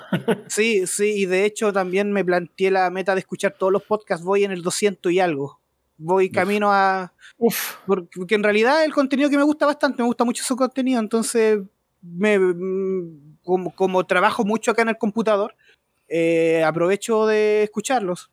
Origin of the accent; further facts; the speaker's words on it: Rancagua, O'Higgins, Chile; Soy de acá de Chile, de la sexta región de Rancagua